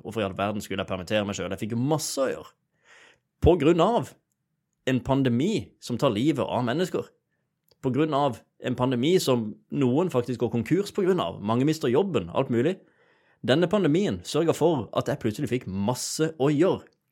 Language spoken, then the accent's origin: Norwegian; Sørlandet, Norway; jeg er sørlending